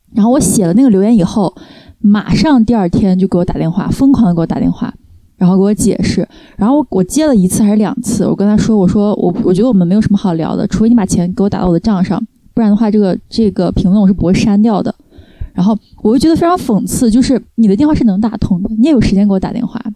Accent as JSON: {"language": "Chinese", "country": "China", "tie": "born or raised there", "moved": "as an adult", "lives_now": "France", "said": "作为中国人的那种人情的那一套，因为我在国内长大嘛"}